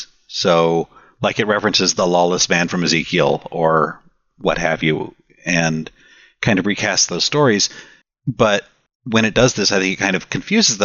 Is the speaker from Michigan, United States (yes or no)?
no; Austin, Texas, United States; I'm from Austin